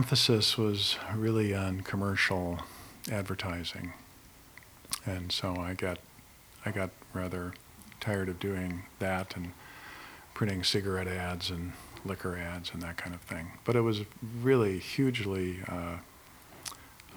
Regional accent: Oak Park, Illinois, United States; moved away as an adult; also born or lived in Chicago / Connecticut; now in Middletown, United States; I'm actually from Chicago. And I grew up in Oak Park, and I came to Connecticut to work at the Meriden Gravure Company in 1979

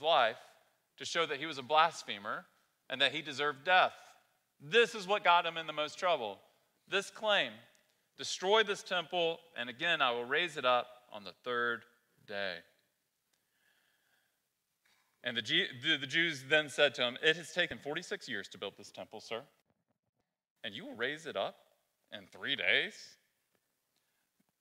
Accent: the South, United States; moved away; I grew up in the South, been here for a long time now.

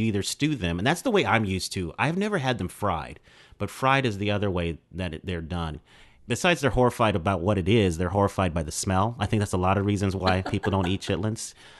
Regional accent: Denver, Colorado, United States; I know when people hear I'm from Denver, Colorado, I lose street cred. So let me bring you back. I've got two Southern parents. Okay. So my mom's from Chattanooga, Tennessee. My dad is from Helena, Arkansas. So I grew up eating soul food.

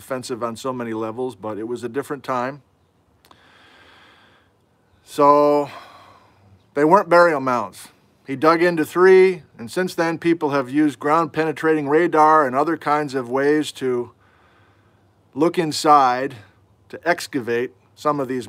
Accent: Wisconsin, United States; moved away; I'm from Wisconsin

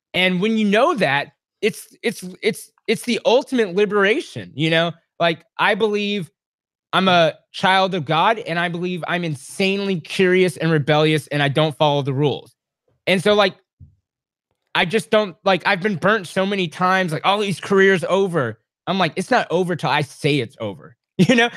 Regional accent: Texas, United States; also born or lived in Washington State / Washington, D.C.; I grew up as a kid for eight years in Washington State, even though I was born in Texas and raised in Texas, but eight years in Washington State

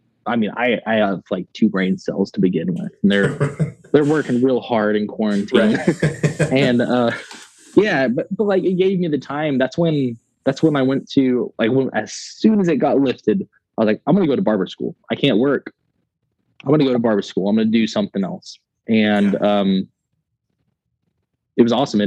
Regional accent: West Texas, United States; I was raised in West Texas

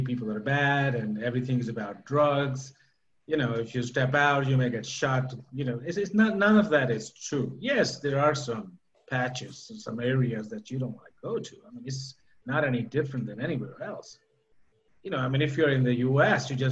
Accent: Doha, Qatar; also born or lived in Pakistan / United States; now in Querétaro, Mexico; I'm from Pakistan, but I was not born there. I was born in Doha, in Qatar. And, you know, my parents were from Pakistan, and I moved away from the Middle East, I should say, a while back, about 35 years

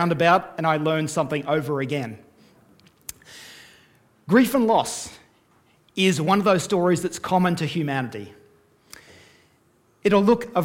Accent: Australia; now in Canada; my accent is not Canadian. I am Australian and Canadian, hold both citizenship

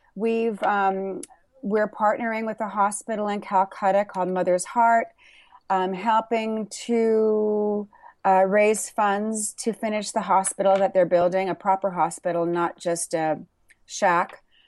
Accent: Burbank, California, United States; also born or lived in Thousand Oaks, California; I grew up in Burbank, California, in Thousand Oaks, California

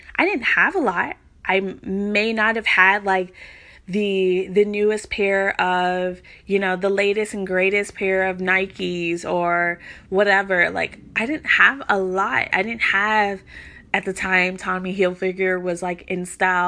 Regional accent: Louisville, Kentucky, United States; moved away as an adult; now in Virginia Beach, United States; I'm from Louisville, Kentucky. I currently live in Virginia Beach

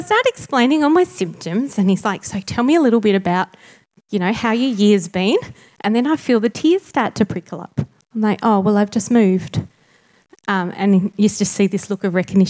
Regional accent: Tasmania, Australia; moved away; also born or lived in Sydney; I'm Tasmanian born, but I moved back about 4 years ago

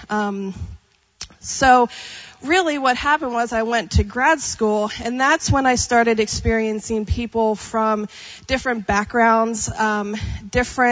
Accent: Pennsylvania, United States; moved away as an adult; also born or lived in Texas; now in California, United States; growing up in Pennsylvania. So if you're not familiar with Pennsylvania, I grew up in Amish country

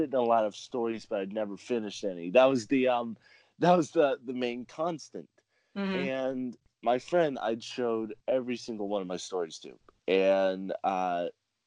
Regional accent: California, United States; also born or lived in South America; I was born and raised in California

